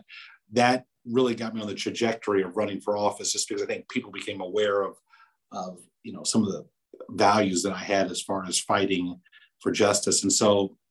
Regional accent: Columbia, Missouri, United States; I grew up in Columbia. I went to, you know, Ridgeway Elementary here, Oakland Junior High, Hickman High School.

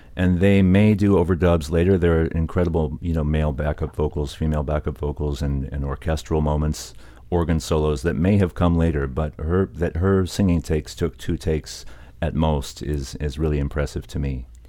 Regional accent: United States; also born or lived in Oakland, California; now in London, United Kingdom; I'm Iraqi American, and I had spent a lot of time immersing in diaspora shops since I couldn't travel to Iraq

